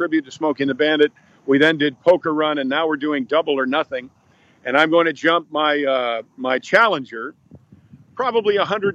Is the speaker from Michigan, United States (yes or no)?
no; New York, United States; moved away; I am from New York. You know, I'm a recovering Yankee